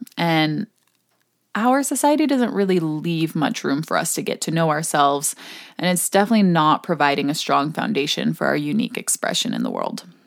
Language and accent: English; Hong Kong; moved away; growing up in Hong Kong